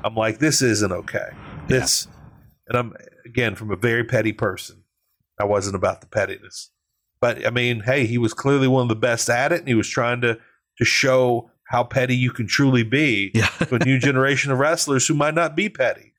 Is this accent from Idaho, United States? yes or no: no; Louisiana, United States; I'm from Louisiana. We embrace pettiness. We're a petty state